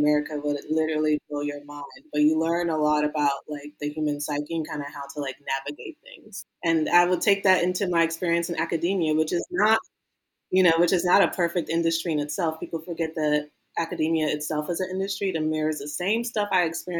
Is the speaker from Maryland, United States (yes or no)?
yes; Maryland, United States; Me growing up in Maryland